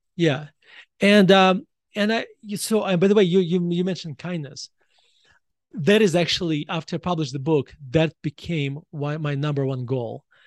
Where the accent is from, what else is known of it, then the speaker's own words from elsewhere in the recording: Russia; moved away as an adult; now in United States; when I was growing up in Russia